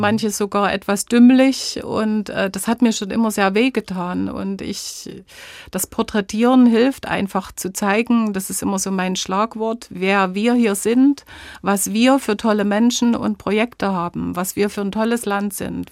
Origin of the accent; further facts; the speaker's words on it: Döbeln, Saxony, Germany; Zu Hause fühle ich mich in unserem Haus, in meiner Heimatstadt Döbeln, in Sachsen natürlich